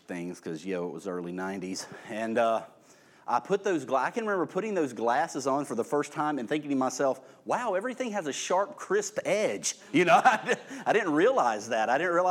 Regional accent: Irvington, United States; I grew up at that time out in Irvington

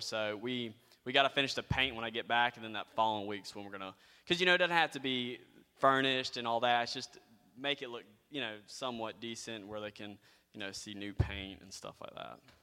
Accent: United States; being an American

